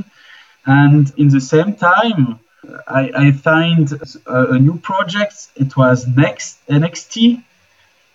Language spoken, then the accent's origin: English; Switzerland; I'm from Switzerland